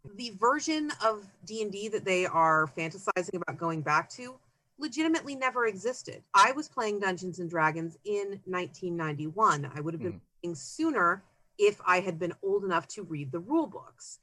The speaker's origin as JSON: {"language": "English", "town": "Concord", "region": "California", "country": "United States", "tie": "born or raised there", "moved": "yes", "lives_now": "Seattle area, United States", "said": "I grew up in the San Francisco Bay Area"}